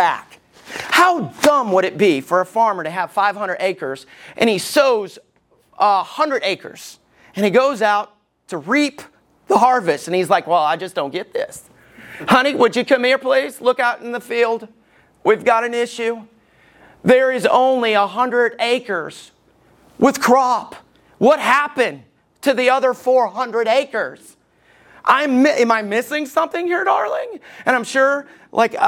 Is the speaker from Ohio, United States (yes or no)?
no; Alabama, United States; moved away; When I was growing up in Alabama, we never raked the yard